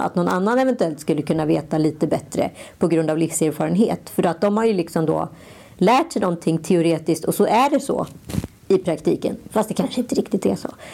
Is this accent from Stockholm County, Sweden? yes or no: yes; Stockholm, Stockholm County, Sweden; vi är skitstolta stockholmare